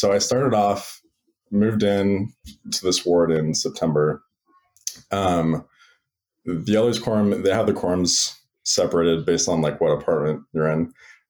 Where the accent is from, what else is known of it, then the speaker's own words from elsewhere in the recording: Sammamish, Washington, United States; now in Provo, United States; Originally, I'm from the Seattle, Washington area, like Sammamish, Issaquah, if you're familiar.